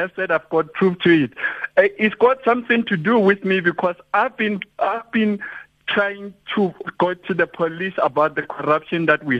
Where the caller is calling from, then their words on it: Johannesburg, Gauteng, South Africa; calling from Johannesburg, south in the east.